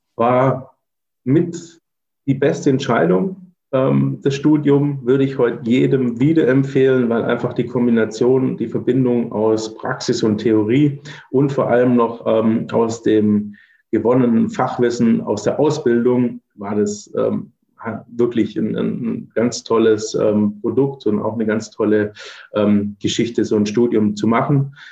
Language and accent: German; Swabia, near Stuttgart, Baden-Württemberg, Germany; moved away as an adult; also born or lived in Berlin / Cologne / Allgäu; now in Braunschweig, Germany; ich bin gebürtiger Schwabe, ne, komme aus der Nähe von Stuttgart